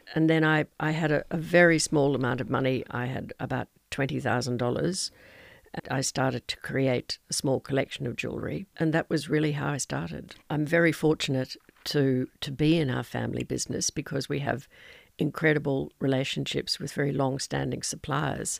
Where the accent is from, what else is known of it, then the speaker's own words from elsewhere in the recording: Toowoomba, Queensland, Australia; also born or lived in Los Angeles, United States; Here I was from Toowoomba, which was a small town, and I, as a seventeen-year-old, went to live in Los Angeles